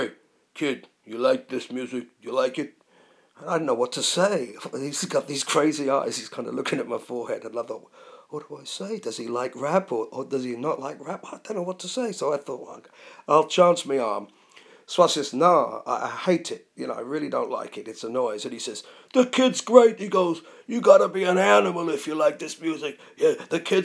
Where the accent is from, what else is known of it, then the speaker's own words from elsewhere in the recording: London, United Kingdom; accent: London; me being an English guy and speaking in a London accent